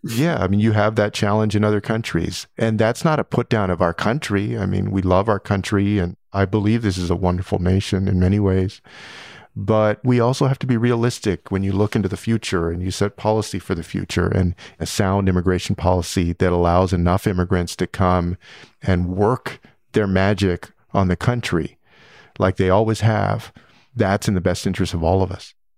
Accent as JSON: {"language": "English", "town": "San Antonio", "region": "Texas", "country": "United States", "tie": "born or raised there", "said": "I grew up in San Antonio, Texas, a community with a lot of immigrants"}